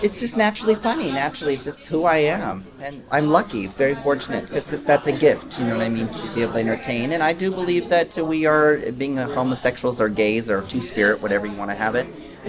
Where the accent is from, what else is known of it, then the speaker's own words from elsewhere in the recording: Texas, United States; also born or lived in Mexico; Originally, I'm from Texas and Mexico.